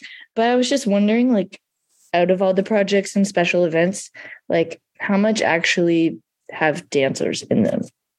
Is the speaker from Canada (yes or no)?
yes; Canada; I am from Canada.